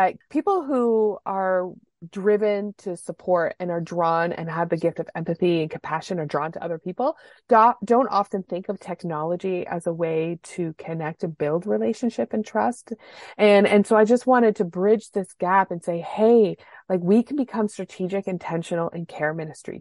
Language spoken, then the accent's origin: English; Canada; being Canadian